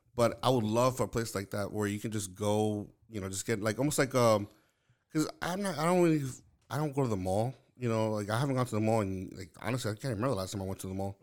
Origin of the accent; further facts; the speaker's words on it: New York City, New York, United States; moved away; originally I'm from Lower East Side of Manhattan, like, in New York